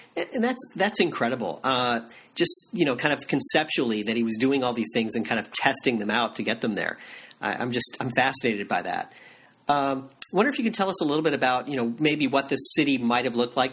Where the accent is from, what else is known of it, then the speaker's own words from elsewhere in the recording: Florida, United States; I grew up in Florida